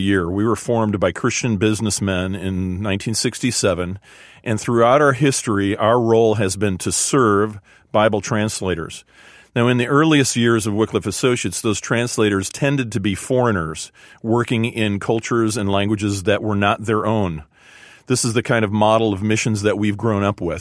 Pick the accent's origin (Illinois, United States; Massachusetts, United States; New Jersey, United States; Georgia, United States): Illinois, United States; a suburb of Chicago; I grew up in a suburb of Chicago